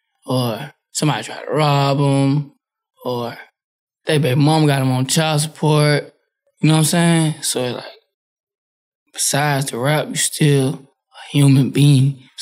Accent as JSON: {"language": "English", "town": "New Orleans", "region": "Louisiana", "country": "United States", "said": "Quill and them facts, and I'm from New Orleans."}